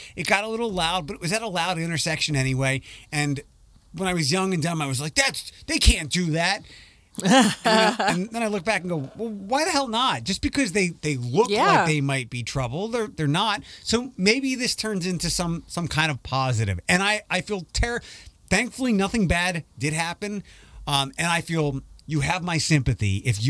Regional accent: Philadelphia, Pennsylvania, United States; I remember where I grew up in Philadelphia on Sunday night.

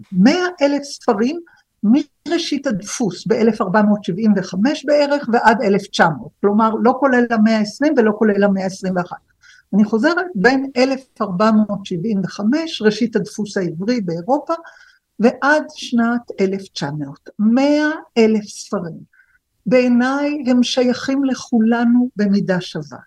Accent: Jerusalem, Jerusalem District, Israel; אני ירושלמית

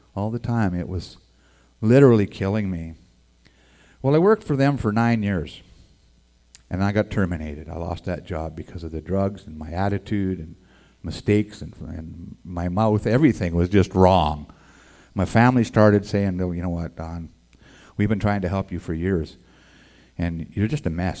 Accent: Edmonton, Alberta, Canada; also born or lived in La Crete, Alberta; I was born in Edmonton, Alberta

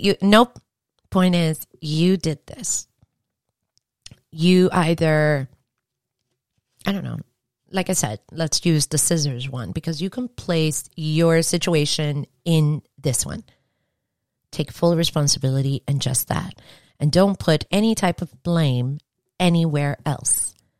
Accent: New York, United States; I'm from New York

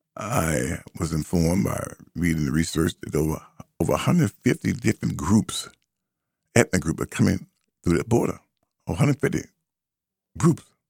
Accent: United States; I am first and foremost an American

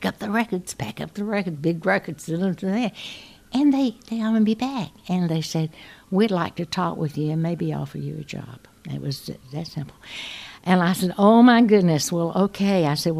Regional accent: the South, United States; I'm going to take them all because I'm from the South and I'm going to be something different in the Midwest.

